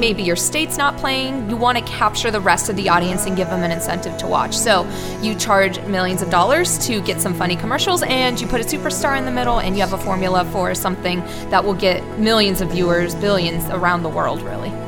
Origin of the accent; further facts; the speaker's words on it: Indiana, United States; moved away as an adult; now in Trento, Italy; I'm from Indiana, USA